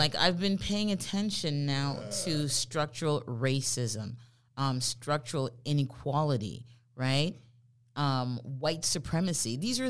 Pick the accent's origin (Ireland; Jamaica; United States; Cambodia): Jamaica; moved away; the friends that I've had the longest since I immigrated here from Jamaica, she's white.